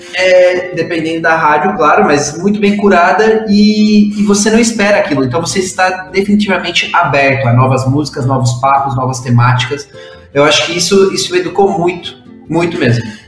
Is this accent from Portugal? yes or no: no; Mexico; Portuguese is a second language; now in São Paulo, Brazil; eu sou mexicano, moro em São Paulo